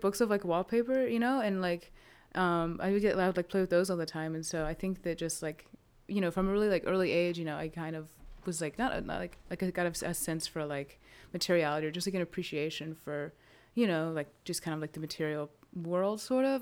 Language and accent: English; Winston-Salem, North Carolina, United States; I'm from Winston, um, so, and, like, just lived here my whole life